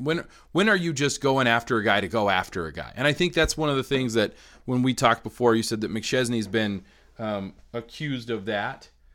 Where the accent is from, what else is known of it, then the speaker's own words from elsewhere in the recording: Colorado, United States; kids growing up in Colorado in the eighties and nineties.